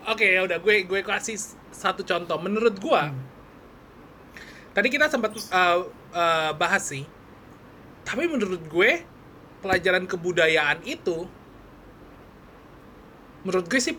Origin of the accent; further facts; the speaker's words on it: West Java, Indonesia; oh gue dapet bahasa Sunda karena gue Jawa Barat.